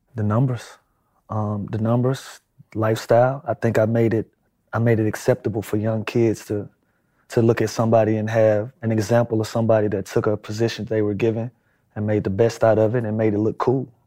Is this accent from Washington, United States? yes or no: no; Atlanta, Georgia, United States; also born or lived in Los Angeles; here in Atlanta